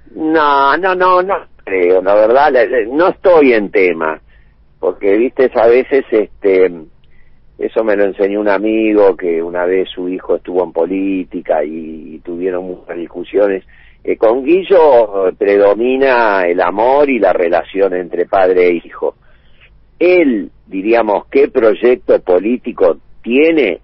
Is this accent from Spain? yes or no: no; Argentina; yo soy argentino hasta, hasta, la, hasta la médula